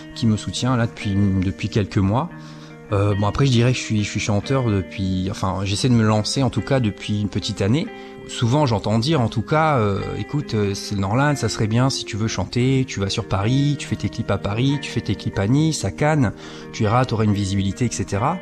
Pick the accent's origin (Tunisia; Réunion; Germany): Réunion; moved away as an adult; also born or lived in Toulouse / Montpellier; now in Charleville-Mézières, France; chez moi, enfin, je dis chez moi parce que La Réunion, c'est quand même euh, là d'où je viens